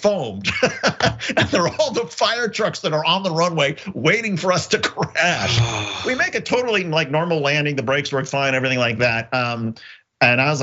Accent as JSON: {"language": "English", "region": "Indiana", "country": "United States", "tie": "born or raised there", "said": "I grew up in Indiana."}